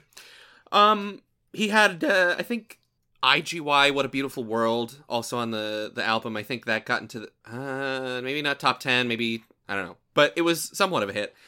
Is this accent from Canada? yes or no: no; Southern, United States; accent: Southern; my usual Southern accent